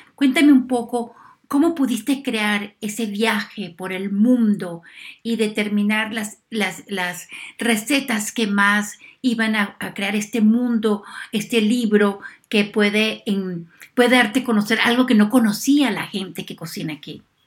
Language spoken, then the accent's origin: Spanish; Venezuela; moved away; yo soy venezolana, la comida mía aquí es venezolana